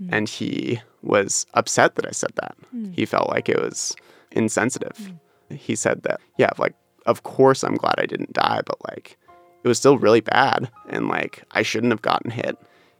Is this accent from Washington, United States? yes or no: yes; Seattle, Washington, United States; I grew up in Wallingford